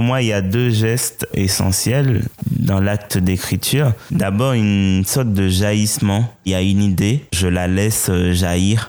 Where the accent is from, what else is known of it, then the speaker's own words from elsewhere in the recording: Haiti; first language Haitian Creole; French is a second language; étant haïtien et en grandi en Haïti, mon imaginaire, il est plutôt lié à ma langue première, euh, ma langue maternelle, euh, le créole haïtien.